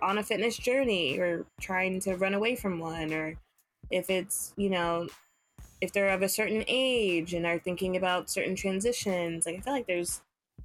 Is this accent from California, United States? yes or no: yes; Los Angeles, California, United States; moved away as an adult; now in New York, United States; from LA, born and raised, went to school in LA, went to college